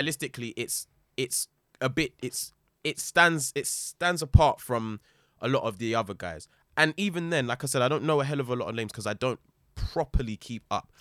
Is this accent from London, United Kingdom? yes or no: yes; London, United Kingdom; growing up in London